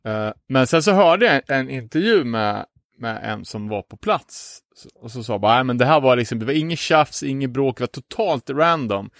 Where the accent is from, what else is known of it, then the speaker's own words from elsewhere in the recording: Umeå, Västerbotten County, Sweden; hemma i Umeå